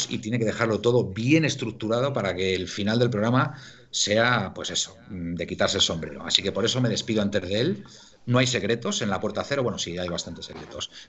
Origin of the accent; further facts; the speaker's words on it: Madrid, Community of Madrid, Spain; Hombre, Don Jorge, naciste en el Hospital de la Paz, como yo. Yo nací también en el Hospital